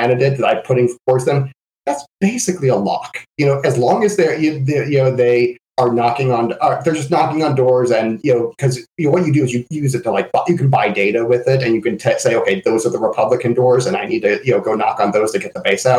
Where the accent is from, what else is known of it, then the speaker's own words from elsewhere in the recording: Lake County, Florida, United States; in my hometown of, you know, Florida in Lake County